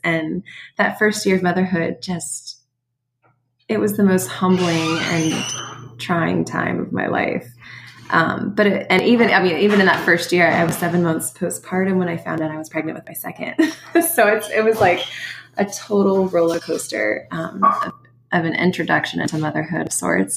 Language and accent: English; Midwest, United States; moved away as an adult; also born or lived in New York City / Pittsburgh, Pennsylvania; now in Sewickley, United States; I grew up in the Midwest